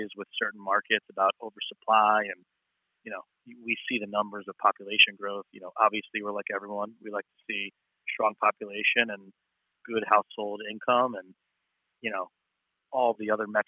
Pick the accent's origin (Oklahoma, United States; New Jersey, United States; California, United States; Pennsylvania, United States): Pennsylvania, United States; Philadelphia; also born or lived in Manhattan, New York / Miami, Florida; I'm from Philly and I need to get back home, I moved back to Philly